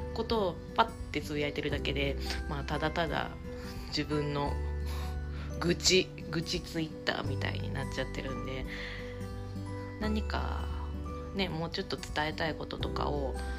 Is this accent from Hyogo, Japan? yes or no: yes; Hyogo, Japan; 生まれ育ったとこ、まあ、神戸出身ではないですけど一応ホームタウン県としては